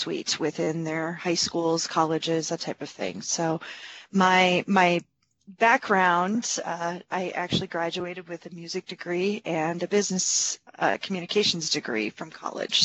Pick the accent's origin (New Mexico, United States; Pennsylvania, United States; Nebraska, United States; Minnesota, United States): Minnesota, United States; rural; I am out of Minnesota, but I'm very rural Minnesota